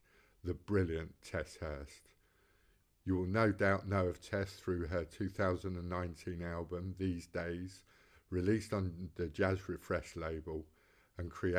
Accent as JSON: {"language": "English", "region": "London", "country": "United Kingdom", "tie": "born or raised there", "moved": "yes", "said": "I'm from West London"}